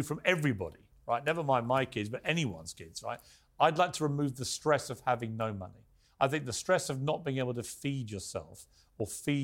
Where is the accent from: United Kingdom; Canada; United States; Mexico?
United Kingdom; England; I was born in England